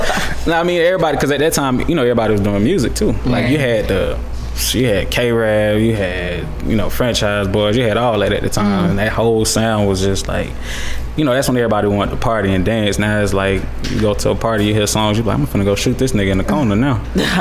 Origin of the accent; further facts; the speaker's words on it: Atlanta, Georgia, United States; also born or lived in Florence, South Carolina; I was born in Florence, South Carolina, but I was raised in Atlanta. Been here since I was 5 years old.